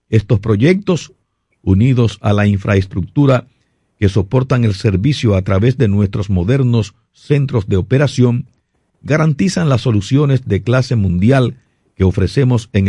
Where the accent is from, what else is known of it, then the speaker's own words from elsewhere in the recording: Puerto Plata, Dominican Republic; also born or lived in Gaspar Hernández; now in Santo Domingo, Dominican Republic; yo, yo nací en Gaspar Hernández, en Gaspar oh, Hernández nací. Oh, pero me, me, me, crié, en, me crié en Puerto Plata realmente, sí.